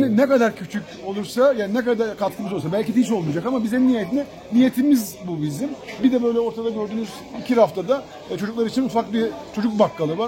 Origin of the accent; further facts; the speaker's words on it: Kilis, Kilis Province, Turkey; moved away; also born or lived in Istanbul; E, memleket bizim memleket. Ben Kilisliyim.